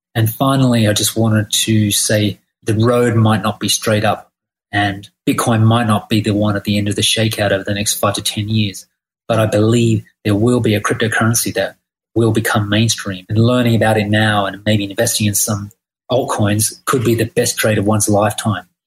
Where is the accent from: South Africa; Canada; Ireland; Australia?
Australia; now in Thailand; I'm from Australia.